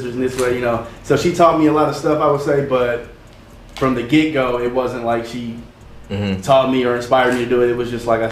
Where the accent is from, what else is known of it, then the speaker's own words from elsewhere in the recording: Indianapolis, Indiana, United States; I'm from Indianapolis too. Born and raised, lived on the Far East Side